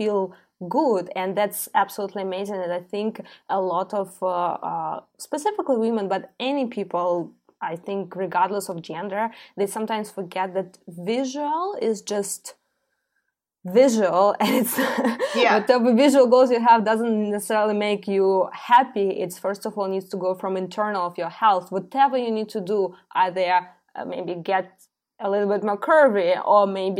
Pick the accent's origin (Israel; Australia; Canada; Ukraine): Ukraine; I'm born and raised in Ukraine, in Soviet Union, yeah, post-Soviet Union country